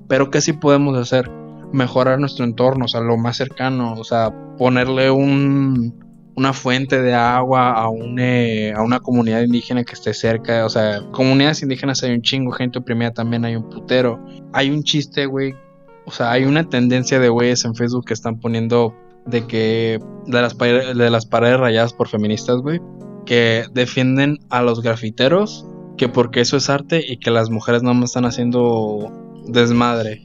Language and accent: Spanish; Mexico; como mexicanos